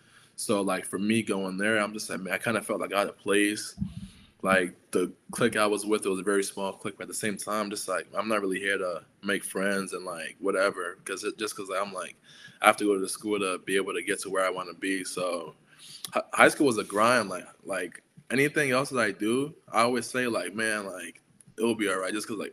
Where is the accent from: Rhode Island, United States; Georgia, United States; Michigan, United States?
Rhode Island, United States; Providence; because I'm coming from Providence inner city, where it's a lot of like Black, a lot of Hispanic. You know, it's like very like diverse in culture.